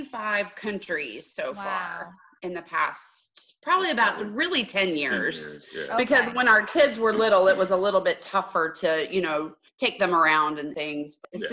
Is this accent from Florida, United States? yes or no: no; Greenville, South Carolina, United States; moved away as an adult; now in Palm Beach Gardens, United States; We're originally from Greenville, South Carolina.